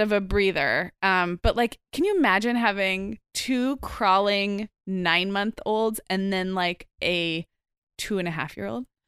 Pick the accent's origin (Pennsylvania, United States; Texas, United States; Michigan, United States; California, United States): California, United States; Santa Barbara; my hometown of Santa Barbara